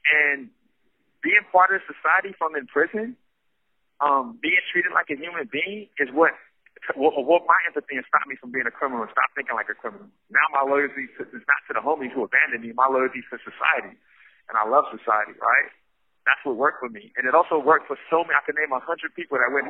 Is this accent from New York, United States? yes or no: yes; New York City, New York, United States; now in San Quentin, United States; I grew up in Brownsville, Brooklyn, which is right next door to Crown Heights